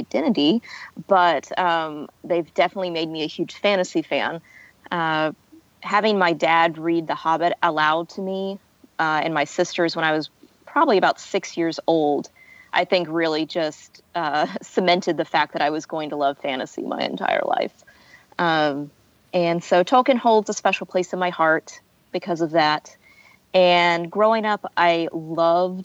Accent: the South, United States; I am from the South. I'm not from the deep South

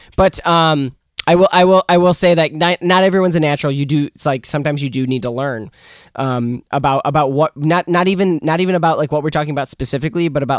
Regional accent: Wyoming County, New York, United States; I was raised in Wyoming County, New York. Shout out to Cowtown

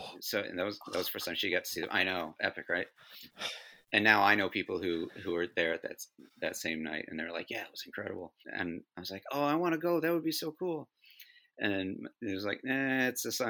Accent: United States; growing up in America

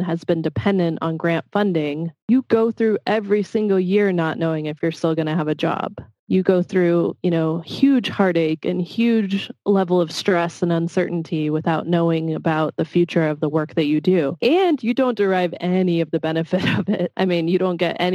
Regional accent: Washington, District of Columbia, United States; moved away; I grew up in the Washington, D.C. area

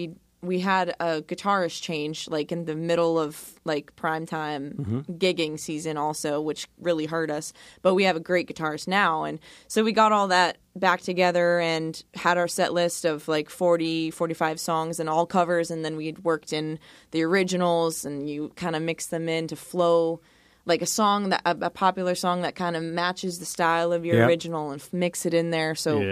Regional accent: Monson, Massachusetts, United States; moved away as an adult; now in Florida, United States; Up in Massachusetts. Born and raised in Mass.

